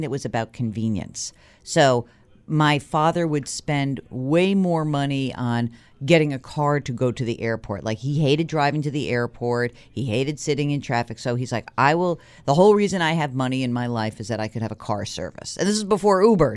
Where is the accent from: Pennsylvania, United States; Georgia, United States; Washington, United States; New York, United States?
New York, United States; as a New Yorker